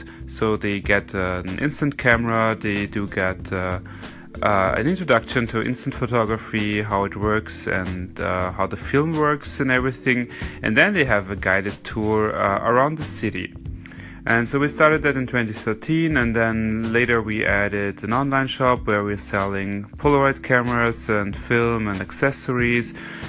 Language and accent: English; Vienna, Austria; I am now 35 years old. I was born in Vienna, Austria